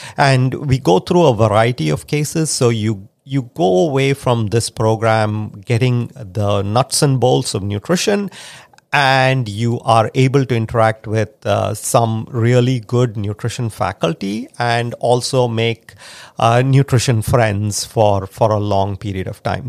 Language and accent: English; India; now in United States; I grew up in India